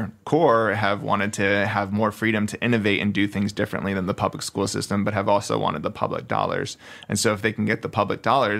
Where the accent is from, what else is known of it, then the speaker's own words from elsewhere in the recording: New Jersey, United States; now in Redding, United States; I grew up in New Jersey.